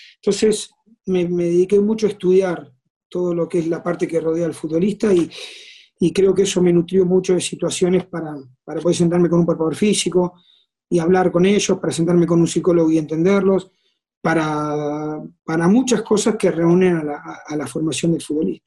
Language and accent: Spanish; San José de la Esquina, Santa Fe, Argentina; moved away as an adult; also born or lived in Rosario / Morelia; now in Mexico; soy de un lugar a 120 kilómetros y me fui a vivir solo a la casa club